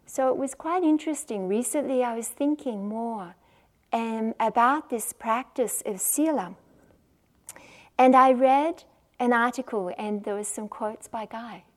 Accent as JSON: {"language": "English", "country": "Australia", "accent": "Australian", "said": "I'm the one from Australia, as you can probably tell from my accent"}